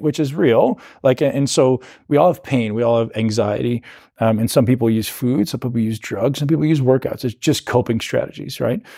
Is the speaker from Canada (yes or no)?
yes; Canada; I came from Canada